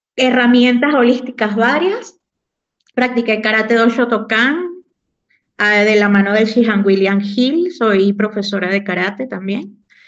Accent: Morón, Carabobo, Venezuela; moved away as an adult; also born or lived in Puerto Cabello, Venezuela; now in Xalapa, Mexico; soy una mujer venezolana, nacida en Puerto Cabello, criada en Morón, Estado Caraboba

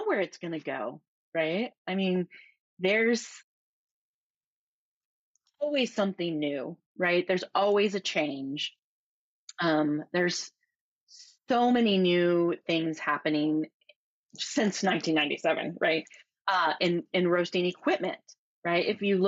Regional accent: Michigan, United States; moved away as an adult; also born or lived in California / Oregon; I grew up in Michigan, and in my small town, when I grew up in, you know, the early 80s

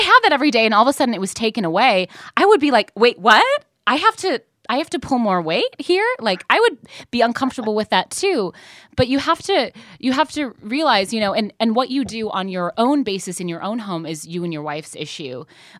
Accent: Midwest, United States; I'll just say I'm from the Midwest, also.

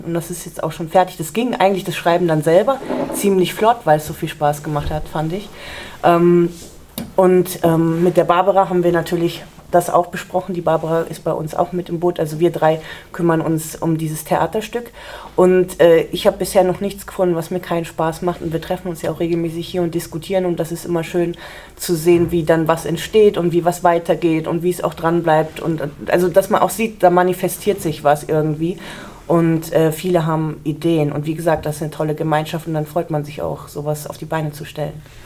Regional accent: Nordassel, Lower Saxony, Germany; der wohnt noch in Nordassel und da haben wir eben noch das Haus, wo ich auch groß geworden bin

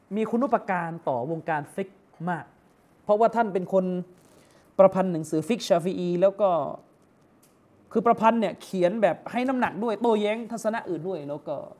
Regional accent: Yala, Thailand; ผมเป็นคนยะลา

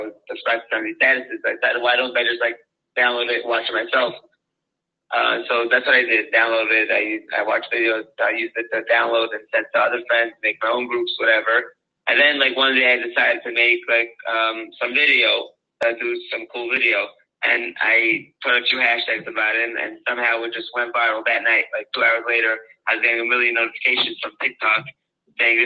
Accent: Lakewood, New Jersey, United States; I grew up in Lakewood

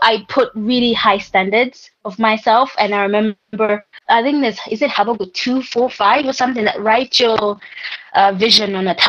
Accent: Malawi; growing up in Malawi

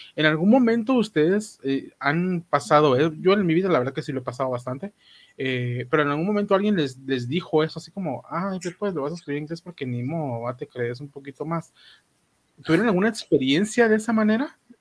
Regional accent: Guatemala; como guatemalteco

